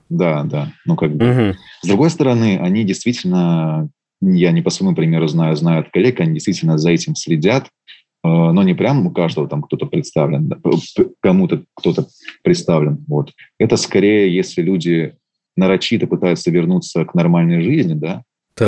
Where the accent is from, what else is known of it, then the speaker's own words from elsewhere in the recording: Russia; я из России